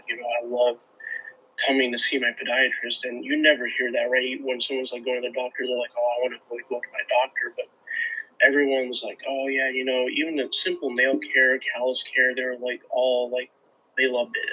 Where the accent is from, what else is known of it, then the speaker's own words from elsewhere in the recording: Sacramento, California, United States; now in Ohio, United States; I grew up in California, Sacramento, and he was right down the road from where we lived